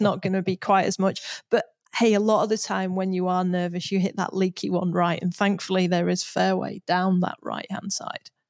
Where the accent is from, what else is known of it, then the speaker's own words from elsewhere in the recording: United Kingdom; as a Brit